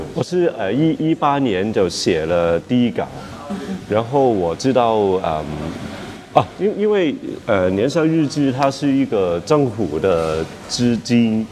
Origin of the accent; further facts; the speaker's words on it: Hong Kong; 我是一个香港人